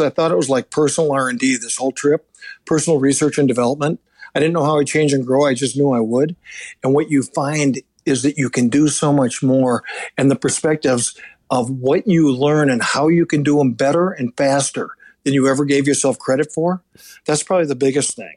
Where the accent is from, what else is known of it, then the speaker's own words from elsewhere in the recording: Minneapolis, Minnesota, United States; my hometown in Minneapolis